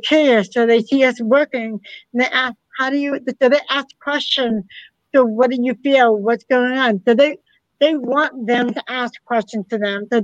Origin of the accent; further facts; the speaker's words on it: Massachusetts, United States; all four of us are from Massachusetts